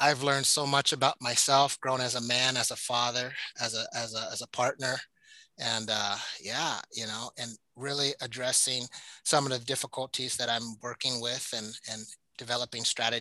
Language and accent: English; Alaska, United States; I grew up black kid in Alaska, African-American kid in Alaska